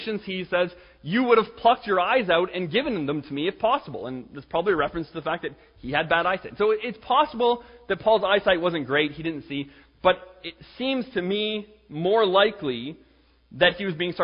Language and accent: English; Canada; I'm Canadian